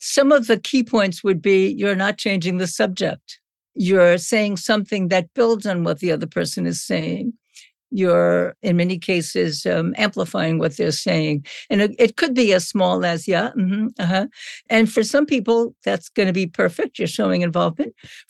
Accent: Brooklyn, New York, United States; I'm from Brooklyn, so it's okay.

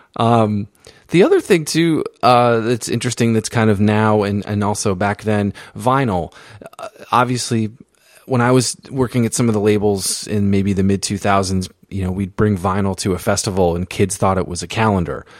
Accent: East Coast, United States; I grew up on the East Coast. I grew up in a small town

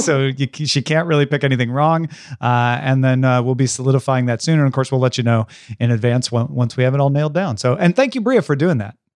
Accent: Tom Merritt, Illinois, United States; moved away; I grew up near Saint Louis, Missouri, like forty-five miles from Saint Louis.

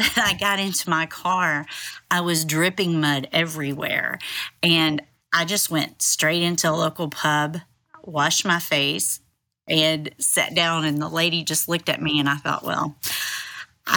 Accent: Tennessee, United States; I am from Tennessee and I've lived here most of my life.

